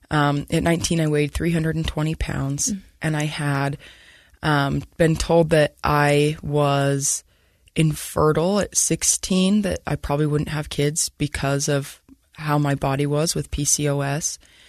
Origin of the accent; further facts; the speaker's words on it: Centerville, Utah, United States; So I grew up in Centerville and I went to Viewmont High School